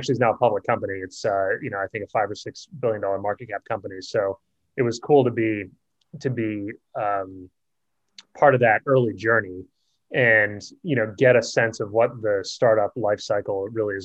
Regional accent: Boston, Massachusetts, United States; moved away as an adult; also born or lived in California; I grew up in Boston and stayed there for 18 years

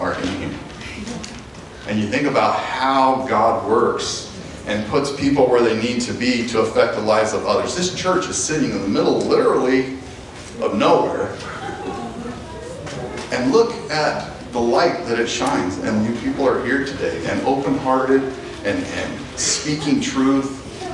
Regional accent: Ault, Colorado, United States; I'm from Alt, Colorado

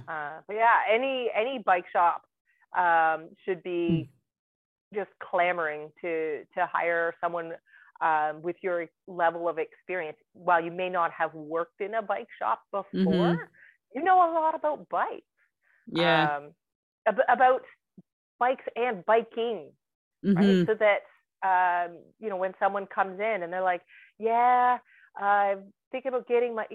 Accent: Dundas, Ontario, Canada; so that's my hometown. I was born and raised here in Dundas

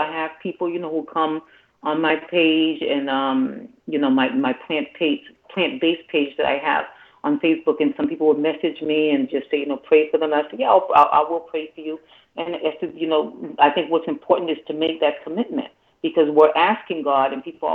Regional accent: Boston, Massachusetts, United States; I actually started off in bilingual class, even though I was born in Boston, because my family, you know, just came from Haiti

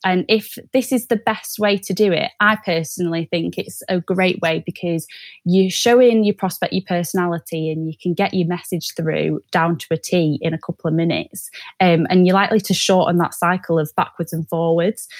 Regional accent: Manchester, North West England, United Kingdom; moved away as an adult; now in North East England, United Kingdom; I'm originally from Manchester, but moved to the Northeast for uni.

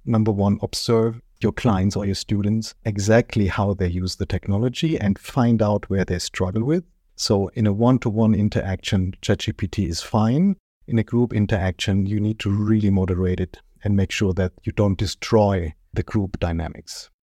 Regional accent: Germany; English is a second language; You might hear it from my accent. I'm, uh, born and raised in Germany.

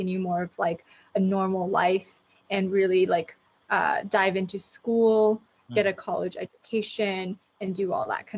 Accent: Los Angeles, California, United States; born and raised in Los Angeles, fourth generation

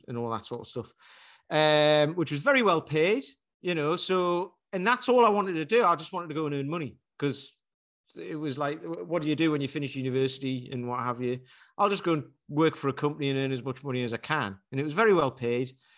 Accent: Newcastle upon Tyne, North East England, United Kingdom; My girlfriend takes the Mickey 'cause I'm from Newcastle and I say plaster.

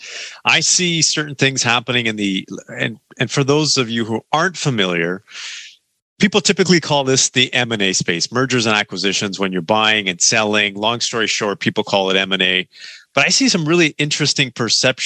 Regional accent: Canada; we are from Canada

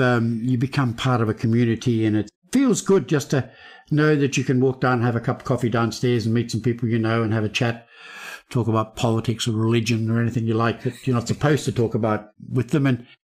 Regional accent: Melbourne, Victoria, Australia; moved away; I grew up in Melbourne

